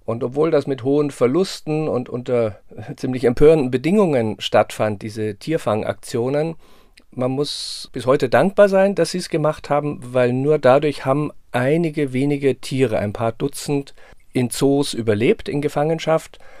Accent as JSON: {"language": "German", "town": "Munich", "region": "Bavaria", "country": "Germany", "tie": "born or raised there", "said": "Ja, ich bin in München aufgewachsen und natürlich war es der Besuch im, im äh, Tierpark Kellerbrunn war, gehörte so zu den Höhepunkten der Kindheit und Jugend."}